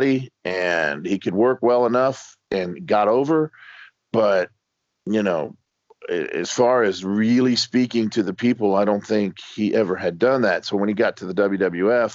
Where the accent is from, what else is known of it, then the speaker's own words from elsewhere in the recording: Miami, Florida, United States; I grew up in Miami, Florida